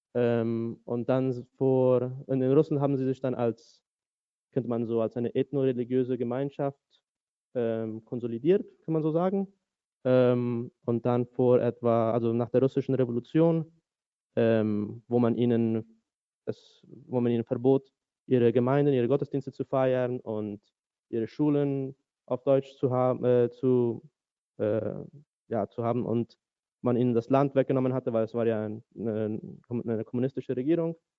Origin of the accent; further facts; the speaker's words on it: Asunción, Paraguay; first language German; moved away as an adult; also born or lived in United States; now in Berlin, Germany; ich bin in Asunción, Paraguay geboren und auch zum größten Teil aufgewachsen, dazwischen nochmal fünf Jahre in den USA